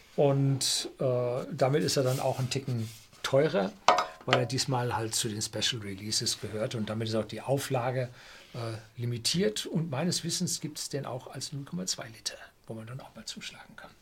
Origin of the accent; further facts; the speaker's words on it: Germany; Bei uns in Deutschland